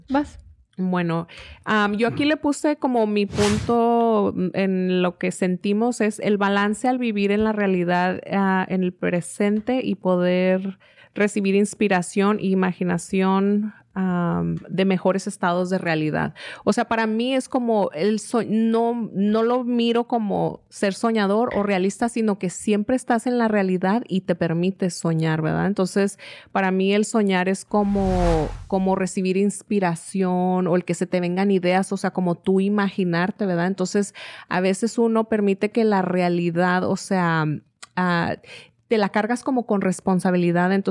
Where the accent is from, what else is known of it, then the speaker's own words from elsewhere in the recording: Mexico; porque le han enseñado a uno a ver la vida de cierta forma, o sea, como mexicano, y a veces siente uno que si no es así, le estás faltando el respeto a tu patria o no eres tan mexicano como fulanito